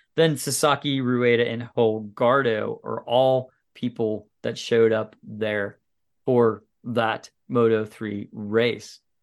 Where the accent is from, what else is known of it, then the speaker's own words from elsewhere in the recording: United States; as an American